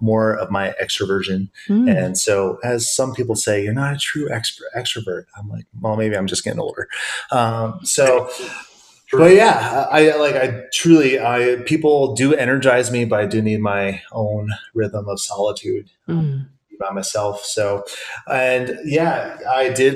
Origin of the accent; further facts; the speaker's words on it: Iowa, United States; also born or lived in Western Pennsylvania; now in Pennsylvania, United States; So I grew up in the Midwest in the lovely state of Iowa.